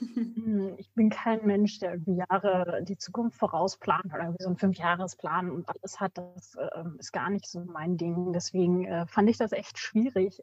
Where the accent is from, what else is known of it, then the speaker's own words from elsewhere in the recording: Bad Nenndorf / Rodenberg, Lower Saxony, Germany; ich bin hier auch aufgewachsen in Bad Neufrodenberg.